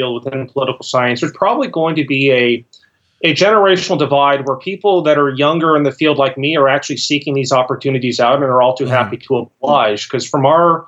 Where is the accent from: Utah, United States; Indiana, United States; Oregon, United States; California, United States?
California, United States; Los Angeles; also born or lived in Ohio; now in Central, South Carolina, United States; I'm from Los Angeles and most of my family and friends are in Ohio at the moment